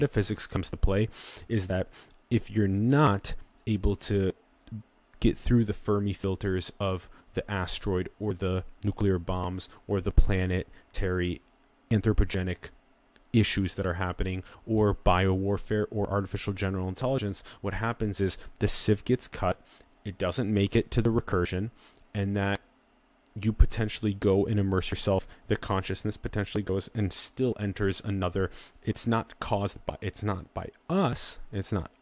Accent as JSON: {"language": "English", "town": "Sioux Falls", "region": "South Dakota", "country": "United States", "tie": "born or raised there", "moved": "yes", "said": "I took 10 months back in my hometown in Sioux Falls, South Dakota"}